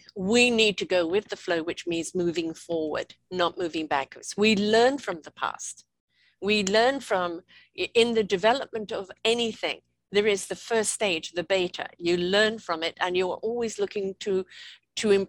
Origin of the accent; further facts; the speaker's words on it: United Kingdom; I'm white British.